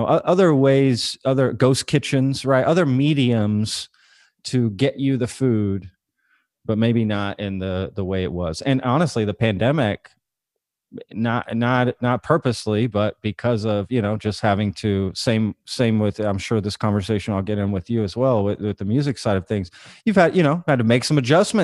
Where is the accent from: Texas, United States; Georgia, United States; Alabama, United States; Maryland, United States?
Texas, United States; Dallas; moved away as an adult; also born or lived in Austin, Texas / Lancaster, Pennsylvania; I'm from the Dallas area originally